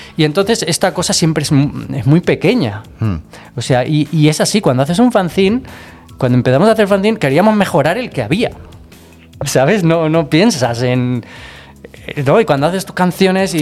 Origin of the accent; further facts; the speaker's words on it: Barcelona, Catalonia, Spain; De Barcelona